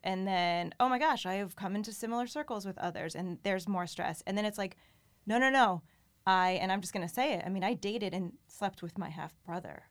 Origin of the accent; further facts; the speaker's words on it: New Haven, Connecticut, United States; also born or lived in Wallingford, Connecticut / Norwalk, Connecticut; I grew up in the New Haven area and then in middle school had moved, um, to the Wallingford area.